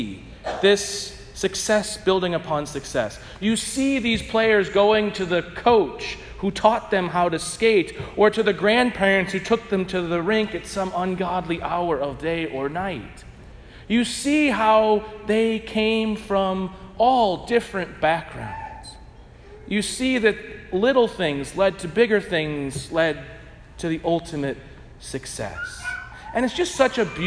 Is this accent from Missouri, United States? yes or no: yes; St. Louis, Missouri, United States; I'm from St. Louis